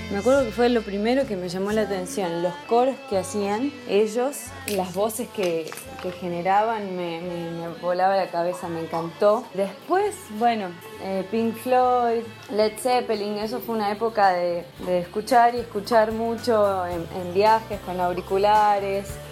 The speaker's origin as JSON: {"language": "Spanish", "region": "Salta", "country": "Argentina", "tie": "born or raised there", "also_born_or_lived": "Buenos Aires", "said": "Soy salteña, nací acá en la ciudad de Salta Capital, pasé toda mi niñez por aquí"}